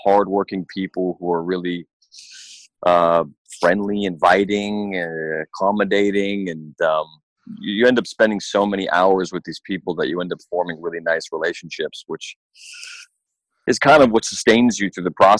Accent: Toronto, Ontario, Canada; I grew up in the hood in Toronto

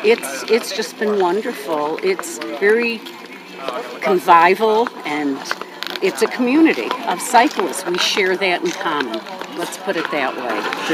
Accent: Jackson, Wyoming, United States; I am from outside of Jackson

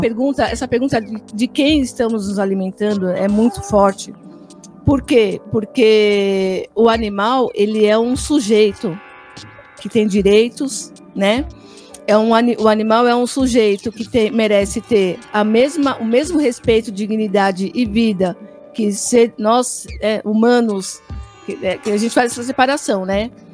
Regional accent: Brazil; nós não somos africanos, somos brasileiros

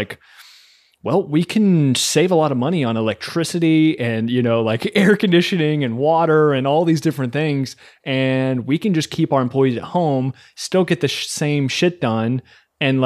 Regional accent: Kentucky, United States; I'm from Kentucky.

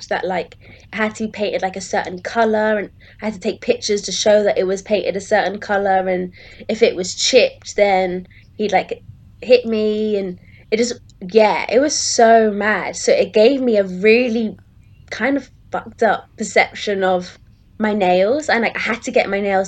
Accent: Plymouth, South West England, United Kingdom; we grew up in Plymouth

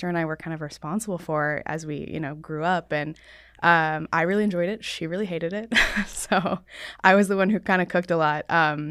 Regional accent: Laguna Beach, California, United States; I was born in Southern California, so raised in Laguna Beach.

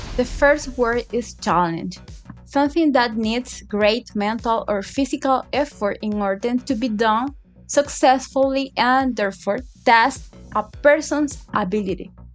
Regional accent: Managua, Nicaragua; English is a second language; I am from Managua, Nicaragua

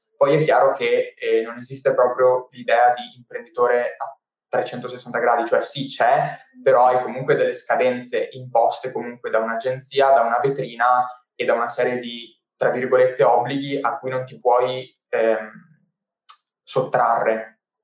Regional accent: Padua, Veneto, Italy; sono nato a Padova e dopo diversi spostamenti che ho vissuto, diciamo, 3-4 mm, anni fa, eh, sono ritornato a Padova

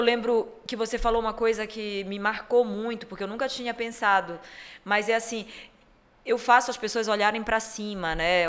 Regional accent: Pará, Brazil; also born or lived in Europe; eu sendo paraense da Gema, moradora do centro, centro histórico de Belém

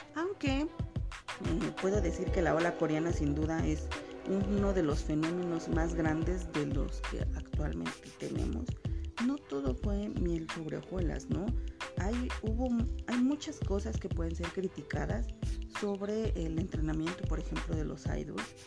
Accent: Mexico; soy mexicana

